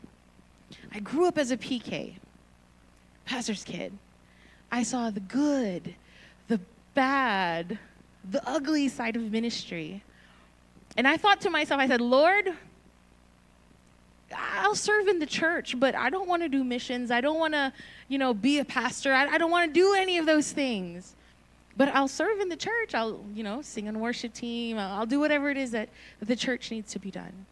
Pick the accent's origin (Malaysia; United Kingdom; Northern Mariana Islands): Northern Mariana Islands; also born or lived in Philippines; now in California, United States; I was born in the Philippines. When I was 6 years old, we moved to Saipan, so I was raised on the tiny island of Saipan